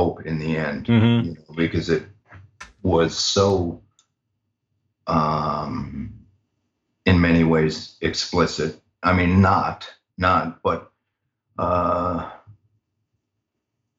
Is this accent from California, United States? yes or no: no; New York City, New York, United States; Born in Brooklyn, man. Bensonhurst, Brooklyn.